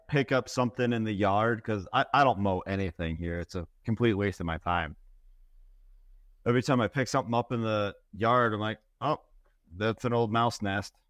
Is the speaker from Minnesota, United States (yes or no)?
yes; Minnesota, United States; I grew up in Minnesota, ten thousand lakes